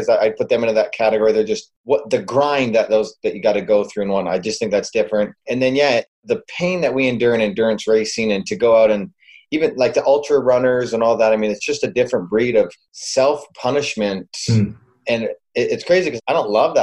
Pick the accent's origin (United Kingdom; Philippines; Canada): Canada; Calgary, Alberta; I grew up in Calgary, Alberta, Canada, and so up north.